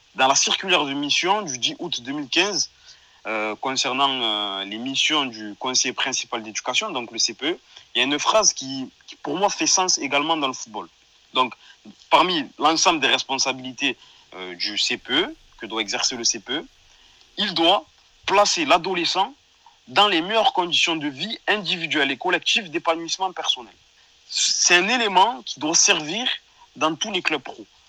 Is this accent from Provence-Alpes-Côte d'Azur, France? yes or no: yes; Marseille, Provence-Alpes-Côte d'Azur, France; en tant que Marseillais